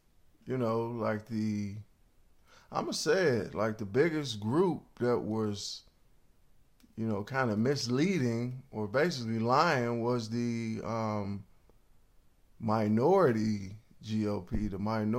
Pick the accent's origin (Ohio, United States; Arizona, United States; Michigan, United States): Ohio, United States; Cleveland; first off, I'm from Cleveland, so I know when somebody's trying to finesse you, and I know when somebody's not being real.